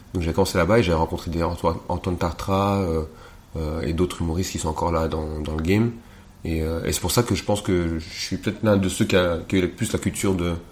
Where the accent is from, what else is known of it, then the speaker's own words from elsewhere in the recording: Rwanda; also born or lived in Montreal; now in Belgium; je suis pas congolais, je suis rwandais